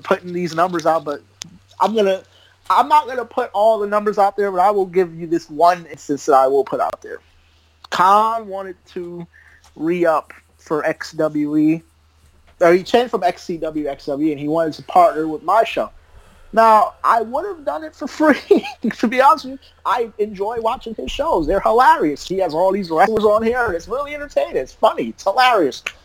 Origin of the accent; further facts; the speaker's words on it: New Jersey, United States; Growing up in Jersey